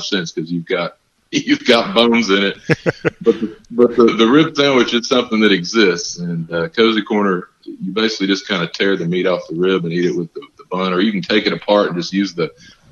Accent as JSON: {"language": "English", "region": "Texas", "country": "United States", "tie": "born or raised there", "also_born_or_lived": "Memphis, Tennessee / Mississippi", "said": "I'm born and raised in Texas, and I've lived in Memphis and lived in Mississippi for a period of time"}